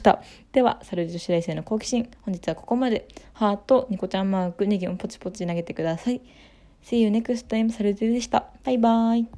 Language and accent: Japanese; Kanagawa, Japan; 湘南に住んでたので湘南出身っていうようにしてます